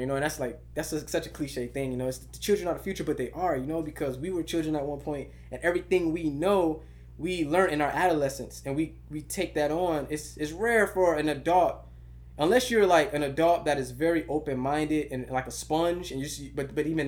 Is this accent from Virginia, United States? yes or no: no; Miami Gardens, Florida, United States; I was born in Kara City, Miami Gardens, Florida